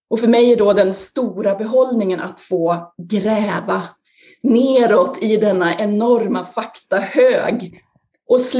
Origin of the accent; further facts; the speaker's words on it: Sandviken, Gävleborg County, Sweden; jag är ju då 50 plus, men på 70-talet så föddes jag i Sandviken 1970, växte upp i Sandviken i ett eh, radhusområde